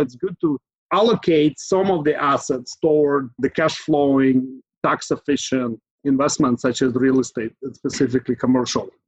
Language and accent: English; Ukraine; now in San Francisco Bay Area, United States; Originally, I I'm from Ukraine. I've lived in Bay Area in the Silicon Valley for the last 20 years or so